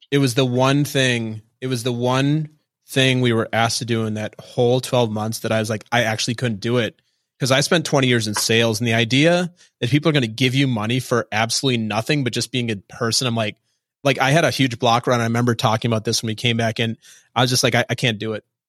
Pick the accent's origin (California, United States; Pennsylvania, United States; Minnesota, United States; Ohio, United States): Minnesota, United States; moved away; I'm from Minnesota and I grew up in a very Midwestern culture